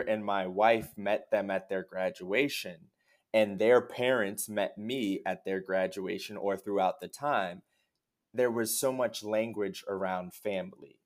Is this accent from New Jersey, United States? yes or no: yes; Lawrence, New Jersey, United States; moved away as an adult; also born or lived in New York / Miami; now in Chicago, United States; I was born in New Jersey, um, in Lawrence, New Jersey, where I grew up, uh, did K through twelve there.